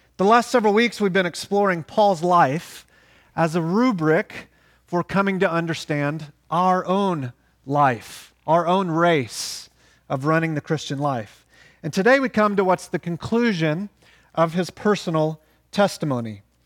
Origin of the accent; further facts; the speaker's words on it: Oklahoma, United States; moved away; we're from Oklahoma